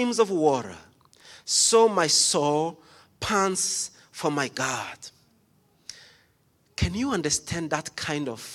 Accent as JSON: {"language": "English", "country": "Rwanda", "tie": "born or raised there", "moved": "yes", "said": "I was born in Rwanda"}